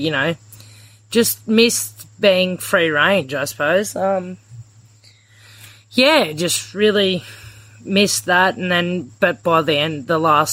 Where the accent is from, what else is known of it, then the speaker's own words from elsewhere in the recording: Injune, Queensland, Australia; I'm from a little town called Injern, Queensland, which is about 90 kilometres north of Roma